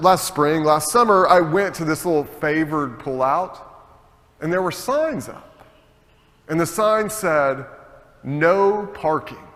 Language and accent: English; United States; as an American citizen